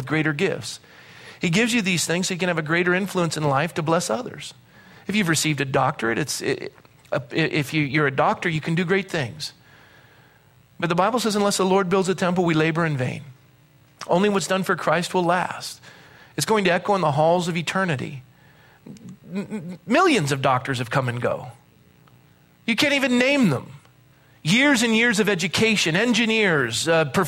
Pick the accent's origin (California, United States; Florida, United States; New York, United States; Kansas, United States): California, United States; Coronado; I was born in Coronado